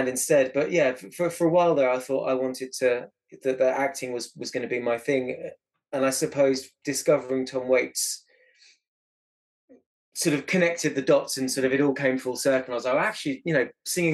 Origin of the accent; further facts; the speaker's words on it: Eastbourne, South East England, United Kingdom; I grew up in Eastbourne